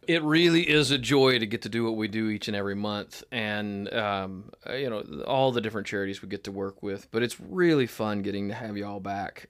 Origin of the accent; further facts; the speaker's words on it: Tennessee, United States; now in Northwest Arkansas, United States; I'm a Tennessean